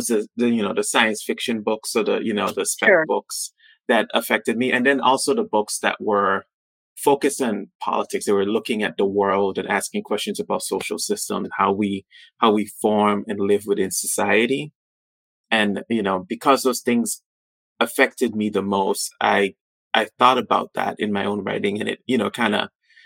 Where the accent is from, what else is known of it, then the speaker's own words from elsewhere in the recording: U.S. Virgin Islands; moved away as an adult; also born or lived in Pittsburgh, Pennsylvania; growing up on St. Thomas